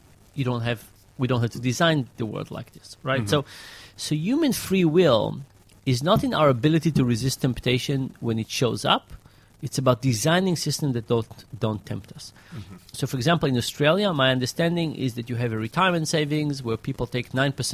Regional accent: Israel; moved away; when I grew up in Israel, there was just one high school.

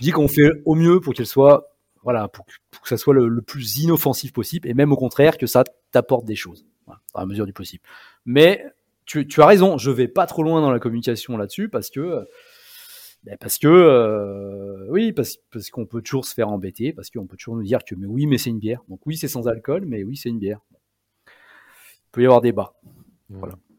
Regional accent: Combe de Savoie, Auvergne-Rhône-Alpes, France; dans mon pays, en fait, là où j'ai grandi, en Combe de Savoie

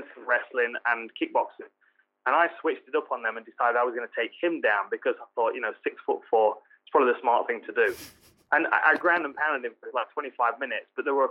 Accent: Nottingham, East Midlands, United Kingdom; my hometown, Nottingham

